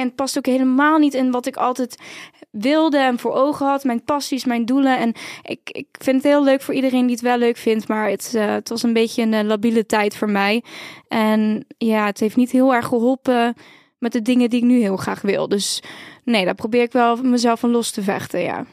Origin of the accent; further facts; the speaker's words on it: Heerlen, Limburg, Netherlands; moved away; also born or lived in Utrecht; ik kom eigenlijk uit Zuid-Limburg